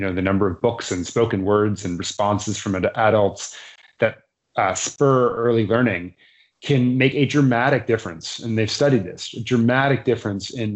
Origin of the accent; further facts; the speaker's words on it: Massachusetts, United States; my home state, Massachusetts